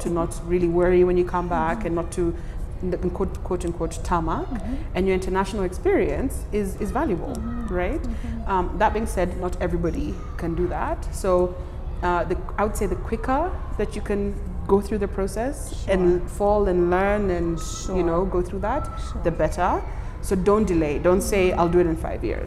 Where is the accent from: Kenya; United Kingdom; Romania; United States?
Kenya; moved away as an adult; also born or lived in Canberra, Australia; I need to be in my home country to do that, and that's Kenya.